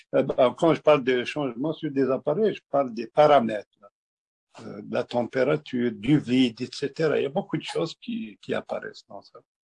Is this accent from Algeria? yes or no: yes; Kabylie, Algeria; now in Quebec, Canada; je suis un berbère algérien. Je suis vraiment un berbère algérien, oui. Je viens d'Algérie, de, de la Kabylie